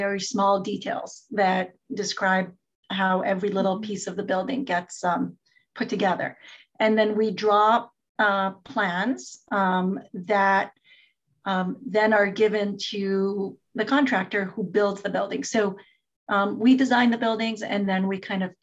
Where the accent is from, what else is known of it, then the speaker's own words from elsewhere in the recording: Jerusalem, Jerusalem District, Israel; I'm from Israel. I grew up in Israel, in Jerusalem